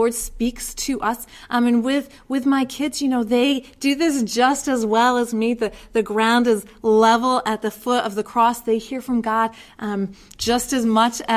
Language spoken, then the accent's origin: English; Connecticut shoreline, United States; I grew up on the Connecticut shoreline